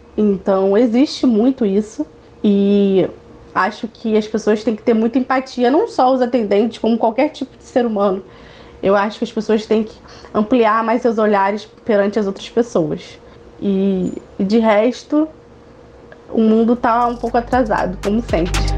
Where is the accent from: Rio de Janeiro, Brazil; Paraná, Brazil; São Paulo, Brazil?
Rio de Janeiro, Brazil; Niterói; sou do Rio de Janeiro, da cidade de Niterói